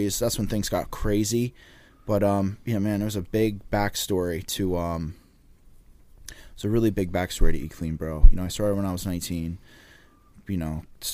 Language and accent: English; Laurence Harbor, New Jersey, United States; also born or lived in Old Bridge, New Jersey; where I grew up, and, you know, I'm from the Jersey Shore